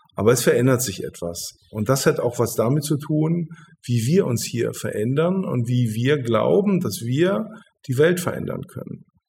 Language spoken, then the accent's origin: German; Hildesheim, Lower Saxony, Germany; das ist meine Heimat ich bin, äh, ich bin hier geboren und ich bin hier aufgewachsen